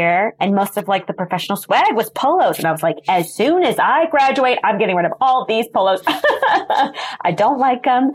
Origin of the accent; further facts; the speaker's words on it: Wisconsin, United States; I grew up in Wisconsin, and in Milwaukee